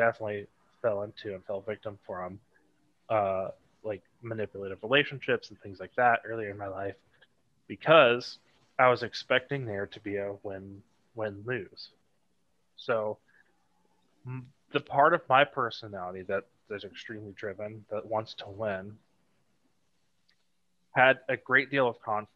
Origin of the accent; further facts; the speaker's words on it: Tennessee, United States; also born or lived in Ohio / Georgia; I moved to Tennessee / mostly Tennessee area